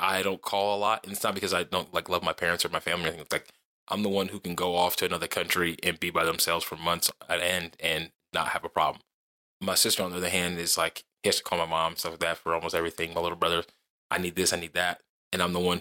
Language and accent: English; Mississippi, United States; moved away; also born or lived in Dover, Delaware; I'm from Mississippi because like that's where I grew up a lot. Most of my childhood